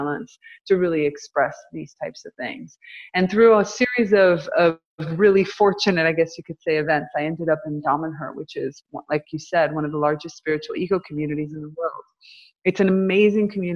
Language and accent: English; United States; moved away; So I came back to my hometown